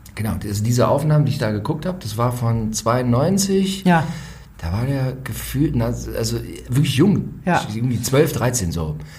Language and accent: German; Ore Mountains foreland, Saxony, Germany; ich komme aus dem Erzgebirgsvorland. Das heißt, früher in den äh, frühen 80ern, als ich Kind war, da lag da auch noch relativ viel Schnee